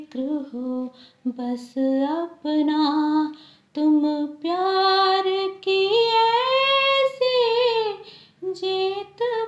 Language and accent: Hindi; Maharajganj, Uttar Pradesh, India; गोरखपुर के ज़िला महाराजगंज की रहने वाली हूँ